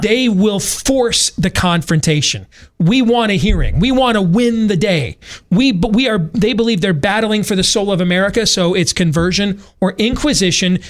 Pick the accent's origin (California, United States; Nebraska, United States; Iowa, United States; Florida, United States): Iowa, United States; my home state